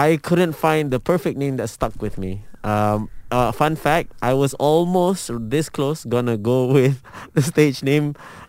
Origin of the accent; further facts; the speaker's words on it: Petaling Jaya, Selangor, Malaysia; I'm from Kelana Jaya